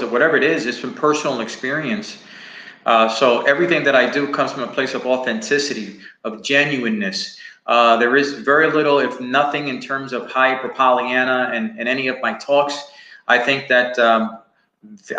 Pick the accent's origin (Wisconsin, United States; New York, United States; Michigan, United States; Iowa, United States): New York, United States; New York City; moved away as an adult; now in Texas, United States; I grew up in Spanish Harlem and in a barrio, a place called El Barrio.